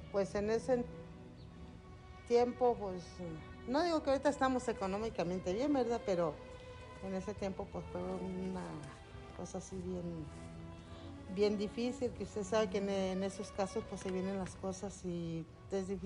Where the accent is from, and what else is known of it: Parras, Coahuila, Mexico